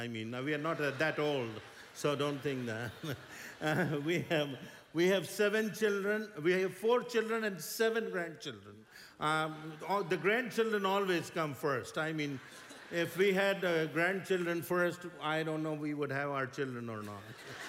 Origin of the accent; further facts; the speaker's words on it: India; we come from India.